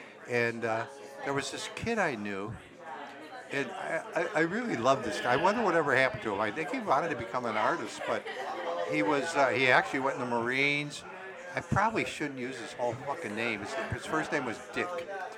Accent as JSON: {"language": "English", "town": "Downers Grove", "region": "Illinois", "country": "United States", "said": "I'm from Downers Grove, which we call Upper's Grove."}